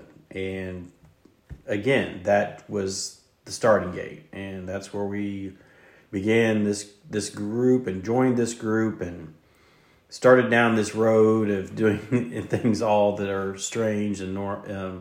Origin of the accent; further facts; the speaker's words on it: the South, United States; me saying y'all, you probably figured out we're from the South